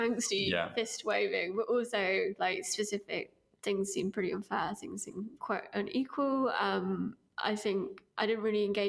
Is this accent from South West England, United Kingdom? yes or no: no; East Midlands, United Kingdom; I grew up in my teenage years in Derbyshire. In sort of a rural-ish town up north, although I don't think you'd guess it from my accent anymore.